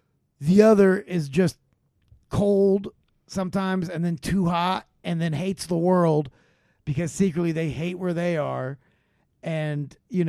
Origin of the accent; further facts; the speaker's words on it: Honolulu, Hawaii, United States; born there; I mean, I was born in Honolulu, and I know I'm not, like, technically Hawaiian, but I feel like just being born there, starting life there, has given me some sort of, like...